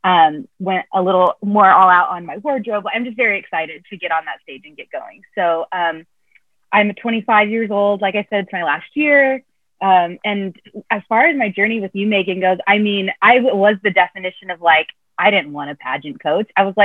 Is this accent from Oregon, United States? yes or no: yes; Oregon, United States; moved away as an adult; now in Seattle, United States; I am originally from Oregon, but I moved to Washington about 5 years ago to go to school at Seattle University.